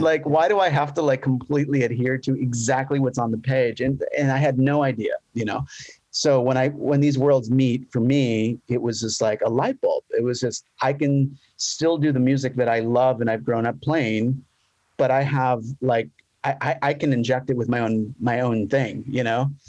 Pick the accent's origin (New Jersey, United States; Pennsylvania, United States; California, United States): California, United States; Los Angeles; moved away as an adult; now in San Diego, United States; I'm originally from Los Angeles okay. uh, area.